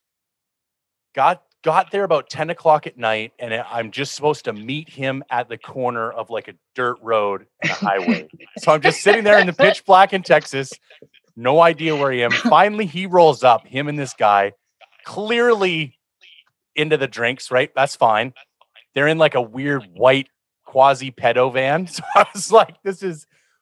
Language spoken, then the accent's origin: English; Canada; I'm from Canada